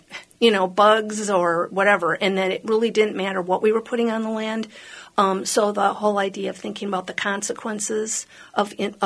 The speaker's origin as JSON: {"language": "English", "town": "Hopkins", "region": "Minnesota", "country": "United States", "tie": "born or raised there", "said": "I grew up in Hopkins."}